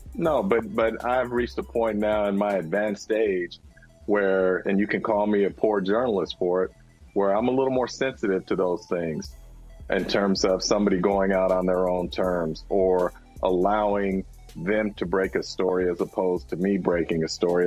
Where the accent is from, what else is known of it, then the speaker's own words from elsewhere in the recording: San Francisco, California, United States; I was born in San Francisco. I grew up in the Bay Area